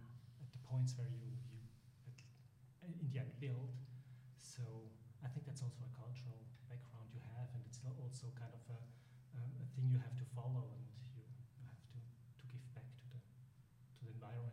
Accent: St. Gallen, Switzerland; also born or lived in Atlanta; I'm back in St. Gallen, my hometown again, and have my practice there.

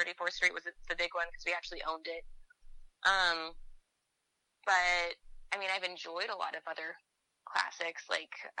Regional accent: Seattle, Washington, United States; moved away as an adult; also born or lived in Pacific Northwest; now in New York, United States; growing up in the Seattle area

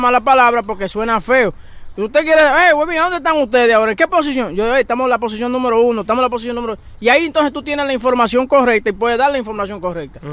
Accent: Dominican Republic; yo soy orgullosamente dominicano

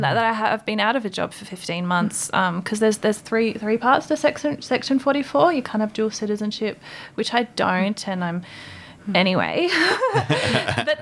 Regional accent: Albury, New South Wales, Australia; Australia, I was born in Albury on Wiradjuri country

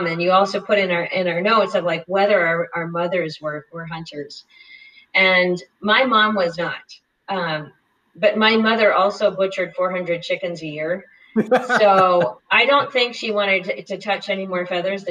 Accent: North Dakota, United States; I grew up in North Dakota on a cattle ranch, small grain farm

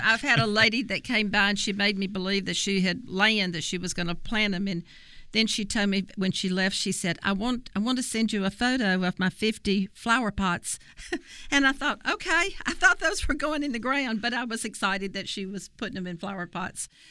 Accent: Copiah County, Mississippi, United States; I'm actually from Kapai County

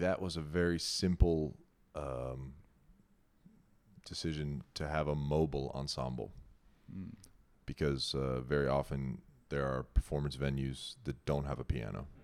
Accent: New Cumberland, Pennsylvania, United States; moved away as an adult; also born or lived in New York; I was born in New Cumberland, Pennsylvania.

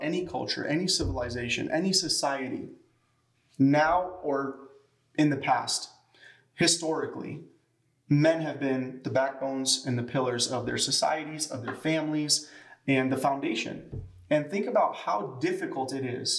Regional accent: Chicago, Illinois, United States; moved away; in Chicago, where we come from

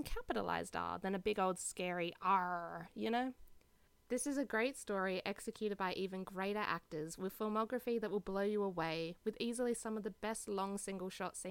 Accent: Australia; accent: Aussie; my gross Aussie accent

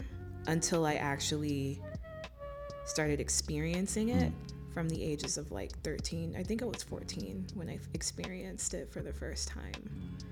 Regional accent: Miami, Florida, United States; moved away as an adult; now in Detroit, United States; born and raised in Miami, Florida, and I found myself here in the Motor City not too long ago

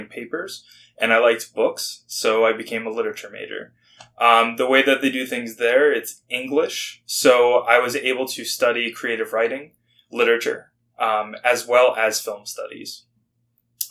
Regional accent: New Jersey, United States; moved away as an adult; also born or lived in Michigan / South Carolina; I'm originally from New Jersey

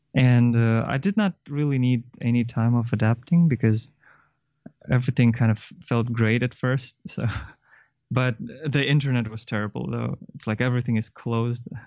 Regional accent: Kyrgyzstan; moved away as an adult; also born or lived in China; I'm from Kyrgyzstan originally, and then I went to university in China

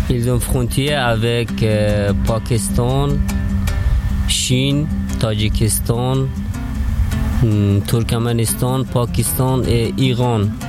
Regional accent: Afghanistan; French is a second language; moved away as an adult; now in France; Et je viens d'Afghanistan. À peu près, ça fait 4 ans que j'habite en France. Et mon pays, c'est Afghanistan.

